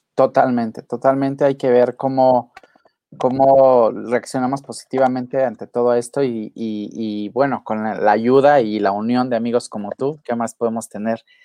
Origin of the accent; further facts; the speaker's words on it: Acapulco, Guerrero, Mexico; mi pueblo querido